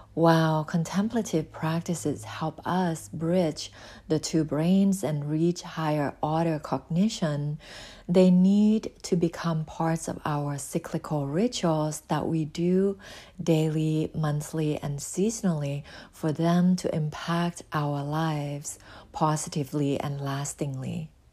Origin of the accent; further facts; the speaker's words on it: Thailand; now in United States; I was born in Thailand and relocated to the U S